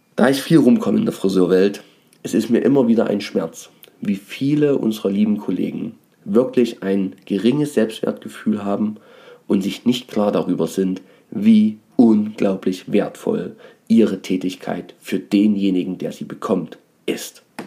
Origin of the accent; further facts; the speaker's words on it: Dresden, Saxony, Germany; ich habe ja auch eine Herkunft, bin ja Dresdner